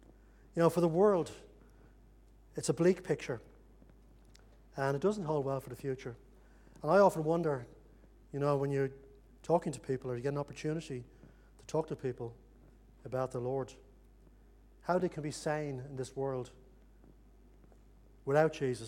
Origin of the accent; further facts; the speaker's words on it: Ireland; You know, when I grew up in Ireland, there was an intense hatred between both sides in the conflict there